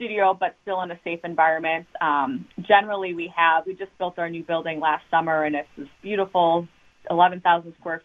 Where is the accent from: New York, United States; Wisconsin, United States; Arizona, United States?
Wisconsin, United States; Waukesha; also born or lived in Milwaukee, Wisconsin / Pittsburgh, Pennsylvania / Philadelphia area, Pennsylvania; So I have been born and raised in Waukesha my whole life, born in Milwaukee, but moved to Waukesha in kindergarten